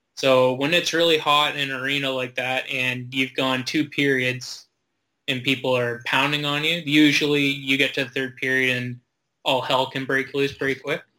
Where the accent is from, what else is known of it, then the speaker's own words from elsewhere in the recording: Fergus/Elora area, Ontario, Canada; I played in my hometown mm-hmm. and stayed there, and most of the players were from Elora or Fergus